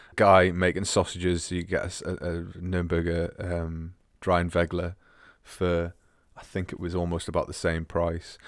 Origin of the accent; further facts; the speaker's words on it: Scotland, United Kingdom; moved away; also born or lived in Newcastle / Augsburg; growing up in Scotland